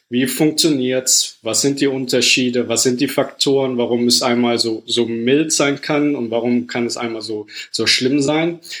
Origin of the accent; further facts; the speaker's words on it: Rhineland, Germany; also born or lived in United Kingdom / United States; now in Paris, France; Ähm, ich bin ursprünglich aus dem Rheinland, habe mich dann über Umwege von Großbritannien äh, fürs Studium in Mikrobiologie und Virologie dann über die USA jetzt momentan nach Paris verschlagen.